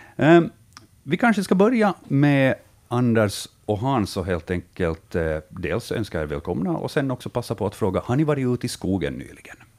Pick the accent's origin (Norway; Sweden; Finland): Finland; vi finländare